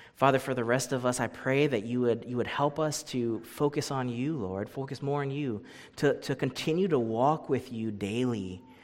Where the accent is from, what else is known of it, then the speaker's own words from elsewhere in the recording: Hawaii, United States; moved away as an adult; I grew up in Hawaii